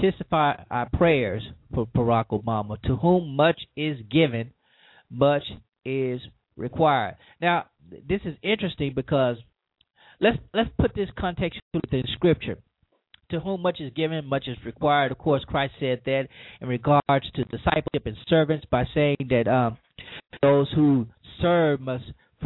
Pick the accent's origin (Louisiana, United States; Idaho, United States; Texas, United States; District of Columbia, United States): Louisiana, United States; my home state, Louisiana, which is the prison capital of the world